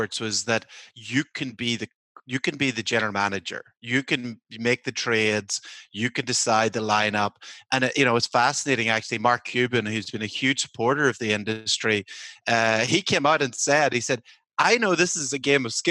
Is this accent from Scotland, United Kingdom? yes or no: no; Northern Ireland, United Kingdom; now in United States; I'm from Northern Ireland